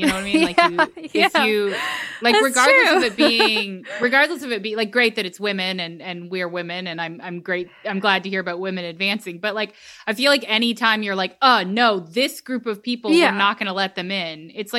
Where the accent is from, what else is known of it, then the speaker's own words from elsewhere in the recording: Texas, United States; I am a Texan through and through